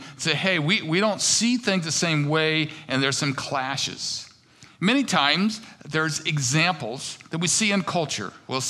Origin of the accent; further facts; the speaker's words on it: United States; I think growing up in America, one of the things that's really pushed is that you are the center of the world